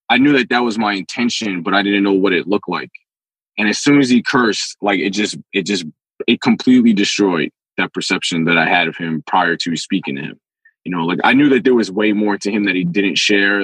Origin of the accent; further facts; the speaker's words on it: New York City, New York, United States; I'm from the Bronx